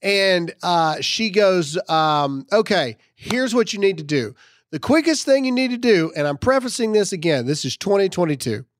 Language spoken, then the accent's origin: English; Mississippi, United States; moved away; my hometown of Mississippi